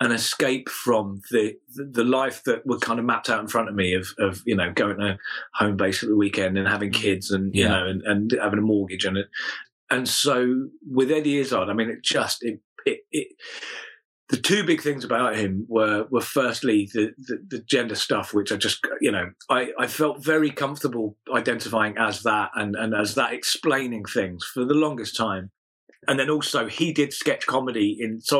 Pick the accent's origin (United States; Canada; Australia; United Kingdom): United Kingdom; Wallington, London; I grew up in Wallington, which is near Croydon